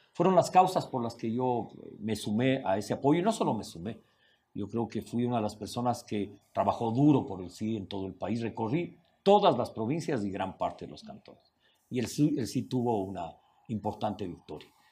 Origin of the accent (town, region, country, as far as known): Ecuador